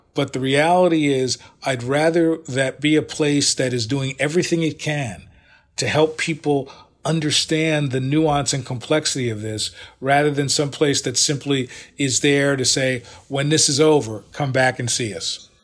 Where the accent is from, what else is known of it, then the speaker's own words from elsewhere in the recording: United States; I'm very cognizant of being African American, but also recognizing that in many ways, I'm a quintessential American.